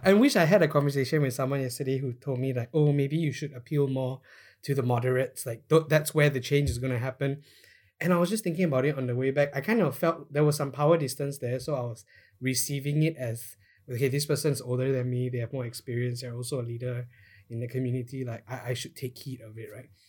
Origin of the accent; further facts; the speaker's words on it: Malaysia; we are Malaysian